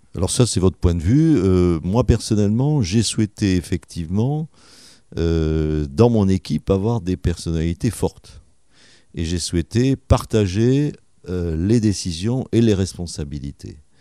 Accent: Médoc, Nouvelle-Aquitaine, France; also born or lived in Toulon / Bordeaux / Lège-Cap-Ferret; je suis né à Toulon, figurez-vous, parce ah que mon père était en poste à Toulon hein, à l'époque de ma naissance. Et puis, eh ben, j'ai habité le Médoc pendant euh, mes premières années de vie

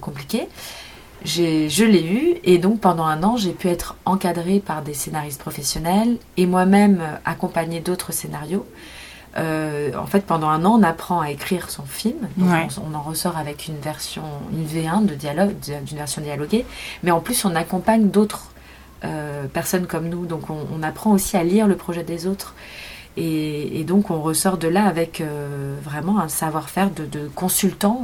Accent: Montreuil, Île-de-France, France; je suis née en banlieue parisienne à Montreuil dans le 93 où je suis restée jusqu'à mes 20 ans

